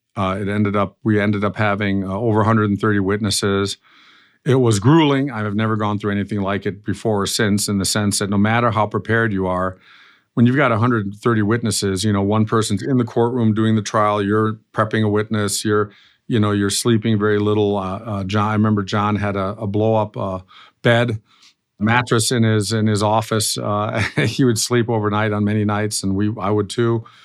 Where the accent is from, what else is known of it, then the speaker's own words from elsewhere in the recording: Germany; accent: slightly nasally accent; moved away as an adult; also born or lived in Florida / Illinois / Colorado / Chicago; I grew up in, uh, Germany, uh, as you maybe can tell from my slightly nasally accent